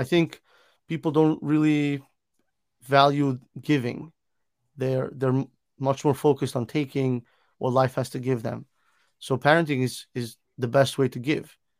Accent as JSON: {"language": "English", "town": "Milan", "region": "Lombardy", "country": "Italy", "tie": "born or raised there", "moved": "yes", "lives_now": "United States", "said": "I am originally from Milan, Italy, born and raised in Italy"}